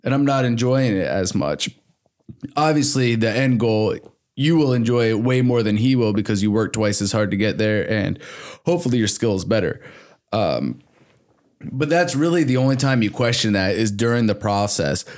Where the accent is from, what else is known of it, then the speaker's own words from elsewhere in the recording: Hamilton, Michigan, United States; also born or lived in New Jersey; I did go to high school and middle school in Hamilton.